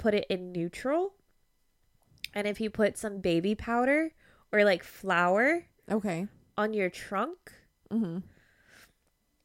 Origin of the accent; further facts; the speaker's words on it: San Antonio, Texas, United States; my hometown